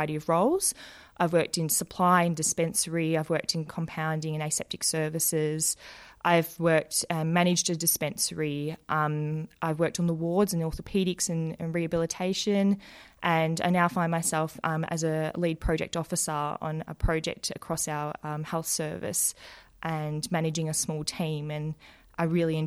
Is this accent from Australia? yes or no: yes; Werribee, Victoria, Australia; I worked in a community pharmacy in my hometown of Werribee in Melbourne.